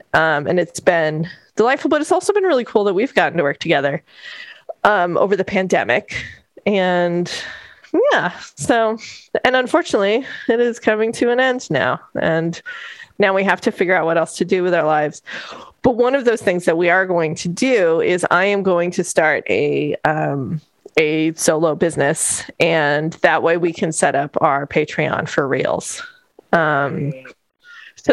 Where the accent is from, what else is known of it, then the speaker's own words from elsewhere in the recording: New Mexico, United States; accent: New Mexico; moved away; also born or lived in Bay Area; My New Mexico accent only comes out every once in a while